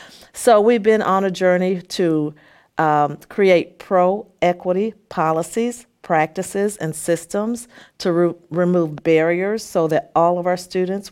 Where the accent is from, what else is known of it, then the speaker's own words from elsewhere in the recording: Peoria, Illinois, United States; And I grew up on Peoria's South Side in the early 60s and 70s when there were 54,000 people that lived in that area.